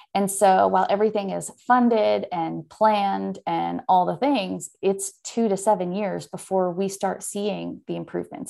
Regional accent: Oakland, California, United States; moved away as an adult; also born or lived in San Francisco / Texas; now in Leander, United States; I was born in San Francisco, raised just outside of Oakland, and moved to Texas in twenty ten

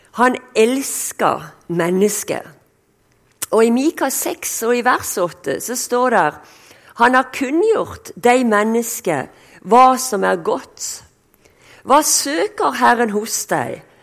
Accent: Sørlandet, Norway; accent: Sørlandet (southern Norwegian); also born or lived in Denmark / Kristiansand; som du hører, jeg er sørlending

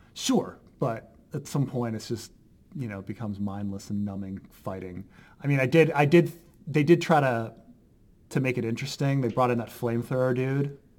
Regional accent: Baltimore, Maryland, United States; I'm from Baltimore

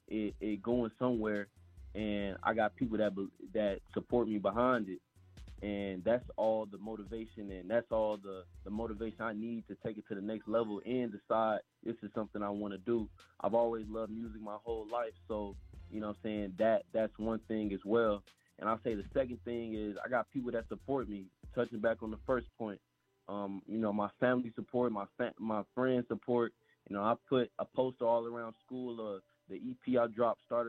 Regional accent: Memphis, Tennessee, United States; I'm from Memphis, Tennessee

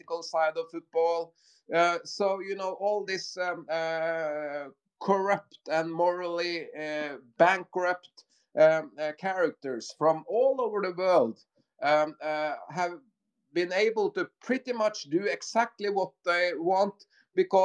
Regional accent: Norway; we are from Norway

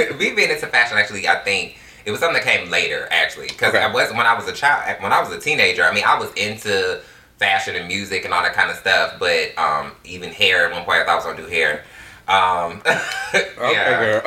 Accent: Detroit, Michigan, United States; it was actually fun growing up in Detroit. Like, some of my best childhood memories, I can just go back to just growing up, being a kid in the inner city in Detroit

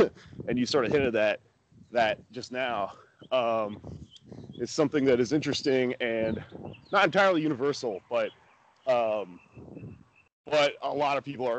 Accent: Texas, United States; I grew up in Texas.

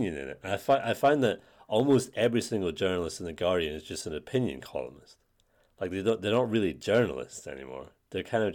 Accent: United Kingdom; growing up in Britain

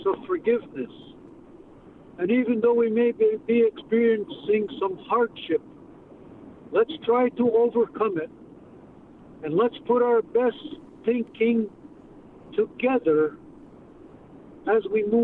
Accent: Kahnawake, Quebec, Canada; also born or lived in Connecticut; from Kanawà. I wasn't born there

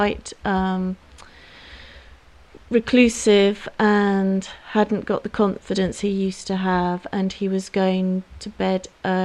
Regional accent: Dartmoor, South West England, United Kingdom; I grew up on Dartmoor, and my one ambition was to stay on Dartmoor

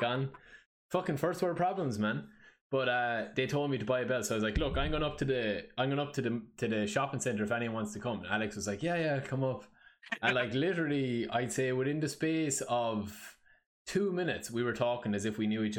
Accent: Ireland; I'm Irish

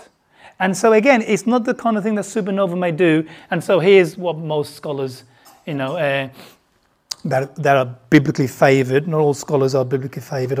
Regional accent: England, United Kingdom; also born or lived in the East (birthplace); I'm from the West anyway, you know, I'm from England. But I was born in the East

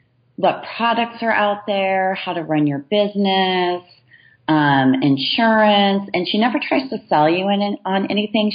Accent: Southern California, United States; now in Walnut Creek, United States; growing up in Southern California on the beaches

